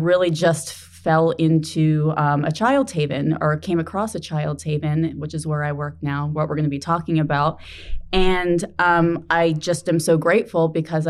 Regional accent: New Jersey, United States; moved away as an adult; I'm from New Jersey

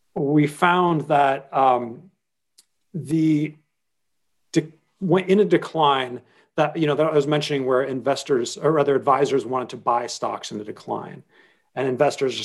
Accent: Washington, District of Columbia, United States; moved away as an adult; now in New York, United States; my hometown is Washington, D.C., though I lived in New York for 25 years now

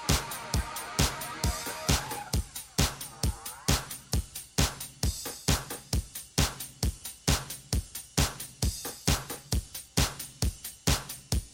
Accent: Gary, Indiana, United States; moved away as an adult; now in New Palestine, United States; I'm from Gary originally, so Calumet High School, or Calumet New Tech. You know, that's my school.

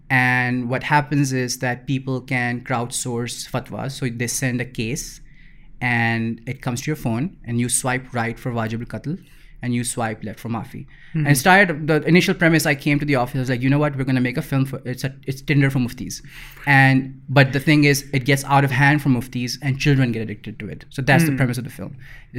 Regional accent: Lahore, Punjab, Pakistan; so I grew up in Iqbal Town, which is like a pura Iqbal Town was just filled with anxiety.

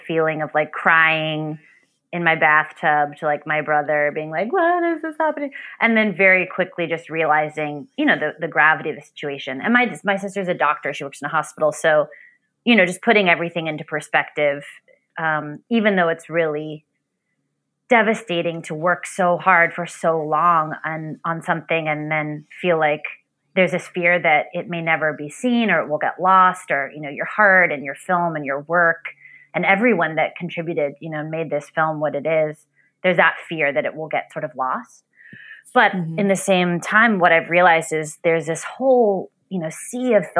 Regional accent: Bethesda, Maryland, United States; I grew up in Bethesda, Maryland

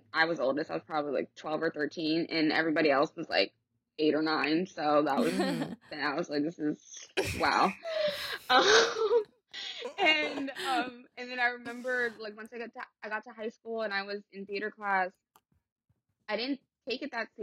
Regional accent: Los Angeles, California, United States; moved away as an adult; also born or lived in England; I grew up in the Valley. I grew up in San Fernando Valley

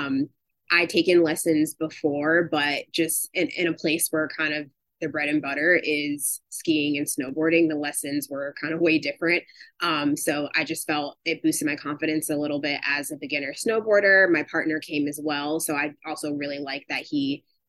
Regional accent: Fort Lauderdale, Miami area, South Florida, United States; moved away as an adult; also born or lived in Washington, D.C.; now in Michigan, United States; I am originally from South Florida, from the Fort Lauderdale, Miami area.

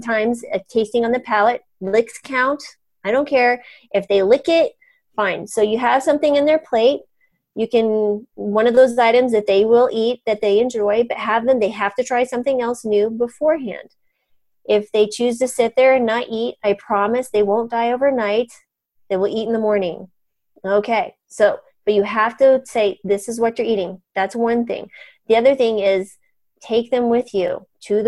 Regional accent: New Mexico, United States; moved away; also born or lived in Colorado / Boca Raton, Florida; I grew up in New Mexico

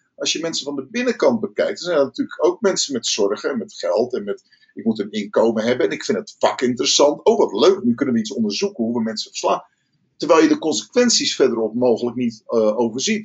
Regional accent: Rotterdam, South Holland, Netherlands; ik kom uit Rotterdam

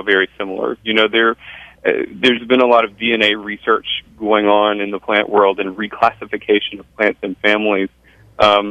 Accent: the South, United States; now in Boston, United States; I grew up in the South

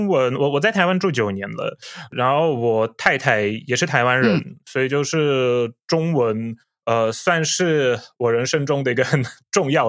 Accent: Poland; Chinese is a second language; 各位朋友们，大家好，我是波兰 YouTuber

